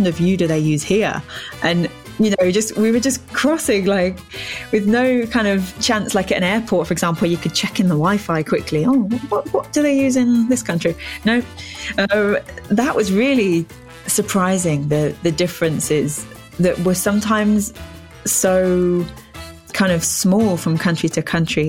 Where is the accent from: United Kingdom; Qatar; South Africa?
United Kingdom; England; half of my kind of heritage is Scottish, but I'm born and raised in England.